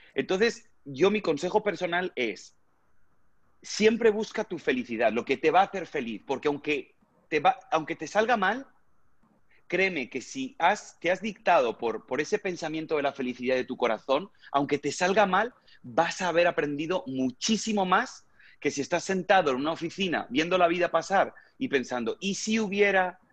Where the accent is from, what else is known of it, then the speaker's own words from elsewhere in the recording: Spain; moved away as an adult; now in United States; desde mi país natal, desde España, a llegar aquí a Estados Unidos